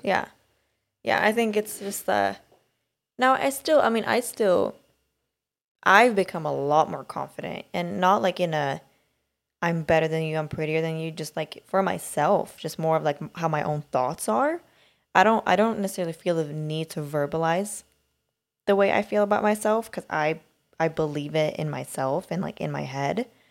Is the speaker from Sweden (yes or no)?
yes; Sweden; moved away; growing up in Sweden